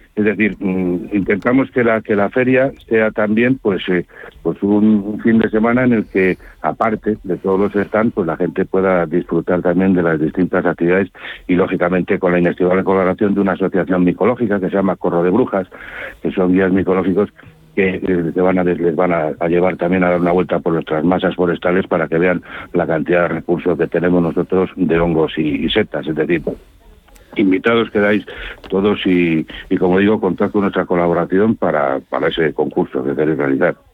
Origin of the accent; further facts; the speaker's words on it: Saldaña, Castile and León, Spain; mi pueblo y en la provincia